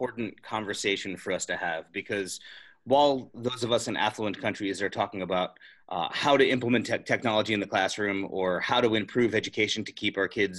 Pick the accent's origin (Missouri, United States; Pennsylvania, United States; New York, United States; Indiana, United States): Pennsylvania, United States; the streets of Pittsburgh here in my home state in the United States